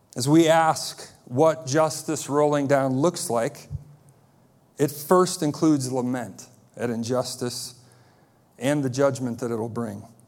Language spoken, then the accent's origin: English; United States; As American Christians